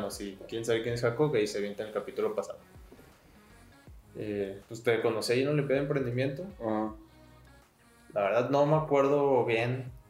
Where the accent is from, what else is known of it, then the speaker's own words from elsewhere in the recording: Sinaloa, Mexico; now in Guadalajara, Mexico; te comenté, soy de Sinaloa, pero pues, estoy aquí en Guadalajara.